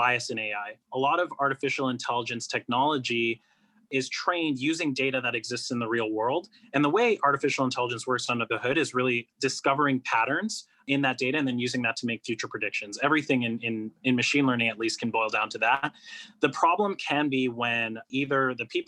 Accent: Toronto, Ontario, Canada; I was born and raised in Toronto in Canada

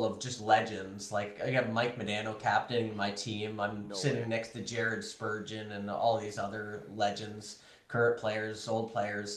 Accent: Toronto, Ontario, Canada; my hometown, Toronto

